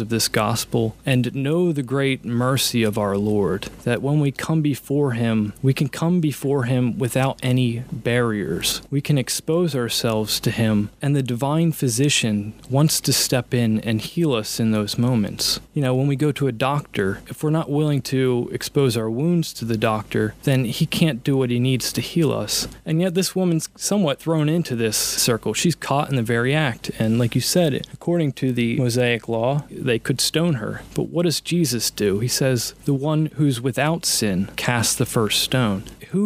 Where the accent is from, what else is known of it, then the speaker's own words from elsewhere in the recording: West Grove, Pennsylvania, United States; I'm from Assumption of the Blessed Virgin Mary in West Grove